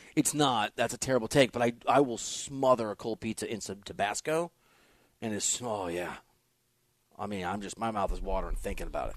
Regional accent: Iowa, United States; I'm from Iowa

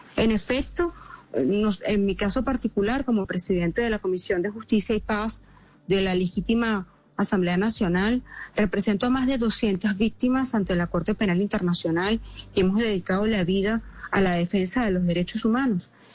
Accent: Venezuela; somos víctimas los venezolanos

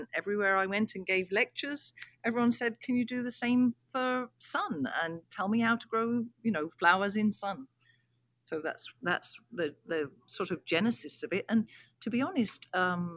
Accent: England, United Kingdom; moved away; I grew up in England, as you can probably tell from my accent

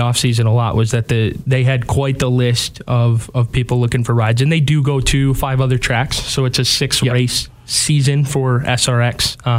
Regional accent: Allendale, Michigan, United States; Local. I'm from Allendale.

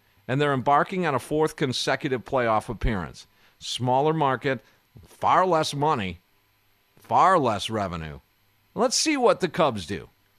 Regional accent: Kenosha, Wisconsin, United States; growing up in Kenosha, still residing in Kenosha

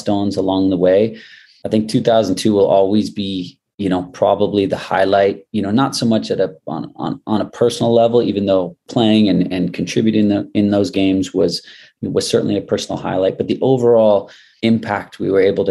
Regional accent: United States; as a fellow American

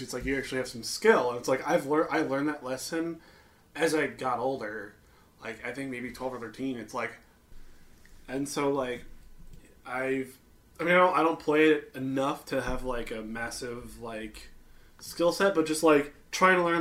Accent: Chicagoland area, Illinois, United States; now in St. Louis, United States

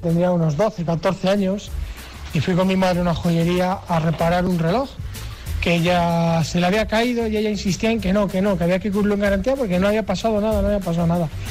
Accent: Spain; Así somos los españoles

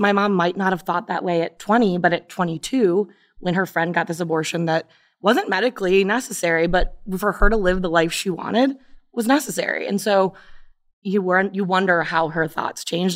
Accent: Brecksville, Ohio, United States; I grew up in Brexville, which is not a progressive town.

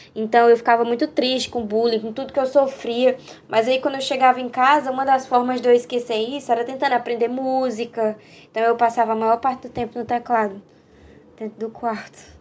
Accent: Northeast Region, Brazil; accent: Nordestino; Nordestina também é um fato que pesa muito por conta do meu sotaque

